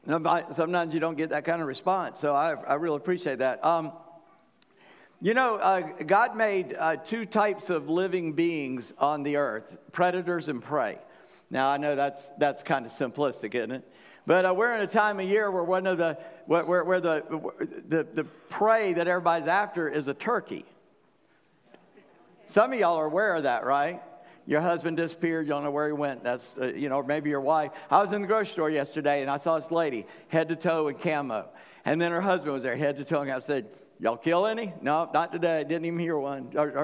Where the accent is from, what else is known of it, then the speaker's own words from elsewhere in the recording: Charleston, South Carolina, United States; now in Virginia, United States; I said, I'm from South Carolina. He said, where are you from? I said, Charleston. He said, you don't talk that way.